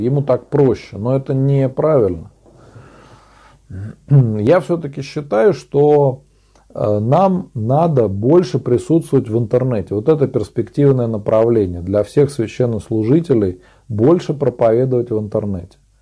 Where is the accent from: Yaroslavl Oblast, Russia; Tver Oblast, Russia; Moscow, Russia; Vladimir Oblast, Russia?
Tver Oblast, Russia; я сам из Тверской области, озеро Селигер, Нилова пустынь. Рядом со мной находится, а я э, живу на острове Городомля.